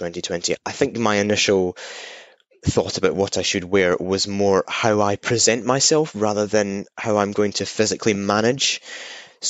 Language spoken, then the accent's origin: English; Scotland, United Kingdom; I'm Scottish. There's not many Scottish ringers, or certainly ringers who are born and bred Scottish. And I ring in Edinburgh